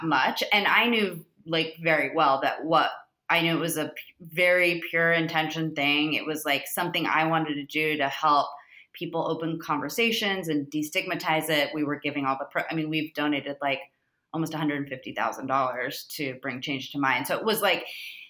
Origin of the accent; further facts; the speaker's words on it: Florida, United States; moved away as an adult; also born or lived in San Diego; now in Los Angeles, United States; I'm from Florida